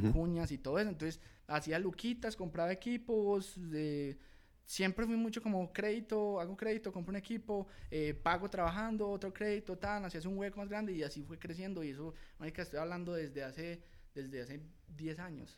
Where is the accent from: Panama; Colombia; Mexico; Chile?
Colombia; Guatapé, Antioquia; now in Medellín, Colombia; yo soy de Guatapé, entonces en la escuela de música municipal de allá de Guatapé, con los profesores de allá, con los parcelitos del colegio, los, par panitas de toda la vida